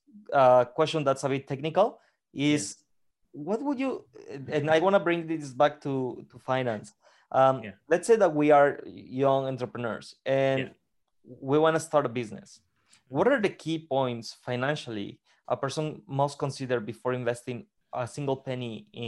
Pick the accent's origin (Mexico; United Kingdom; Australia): Mexico; I'm from Mexico